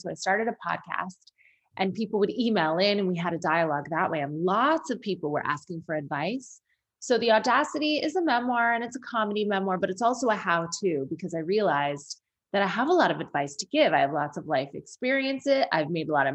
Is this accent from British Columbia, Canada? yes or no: no; Sarnia, Ontario, Canada; born or raised there; moved away